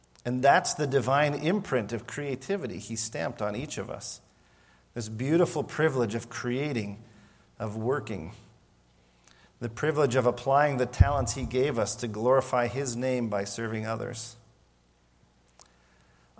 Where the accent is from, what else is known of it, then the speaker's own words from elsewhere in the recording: Montana, United States; moved away; I grew up near the Rocky Mountains in Montana